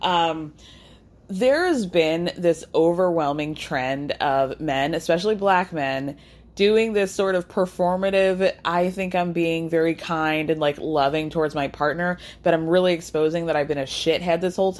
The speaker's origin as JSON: {"language": "English", "region": "New York", "country": "United States", "said": "as a New Yorker"}